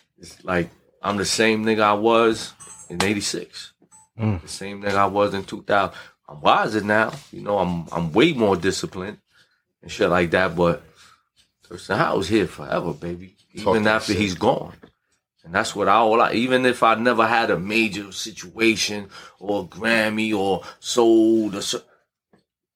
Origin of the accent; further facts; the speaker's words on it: New York City, New York, United States; I'm from Brownsville